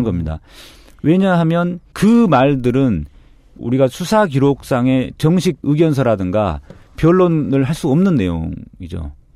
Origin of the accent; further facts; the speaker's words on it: Mokpo, South Jeolla, South Korea; moved away; 제가 목포에서 태어나서 고등학교까지 졸업을 했거든요.